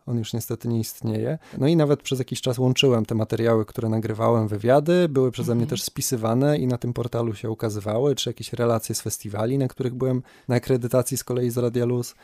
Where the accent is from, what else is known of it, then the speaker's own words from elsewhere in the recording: Kędzierzyn-Koźle, Opole Voivodeship, Poland; moved away as an adult; now in Wrocław, Poland; Jak ktoś pyta skąd jestem, czasem wystarczy, że powiem z Kędzierzyna